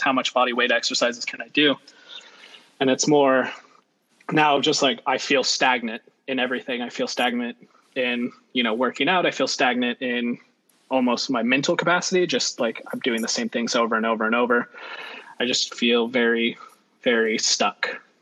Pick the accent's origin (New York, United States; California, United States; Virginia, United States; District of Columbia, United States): California, United States; Central Valley; also born or lived in Monterey Bay; I have, like Kayla, been born and raised in the Central Valley, kind of, half and half.